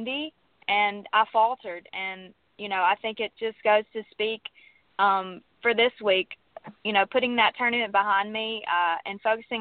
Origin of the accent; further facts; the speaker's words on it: Mississippi, United States; accent: southern; I'm from Mississippi